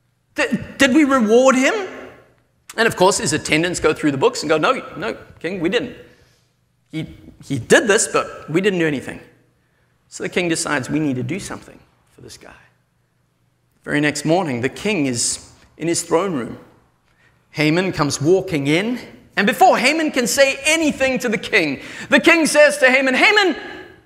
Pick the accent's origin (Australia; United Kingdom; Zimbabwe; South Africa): South Africa; moved away; I come from South Africa where it's metric